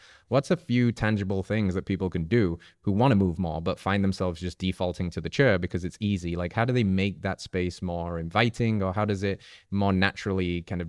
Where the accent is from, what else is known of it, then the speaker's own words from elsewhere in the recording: England, United Kingdom; I'm English.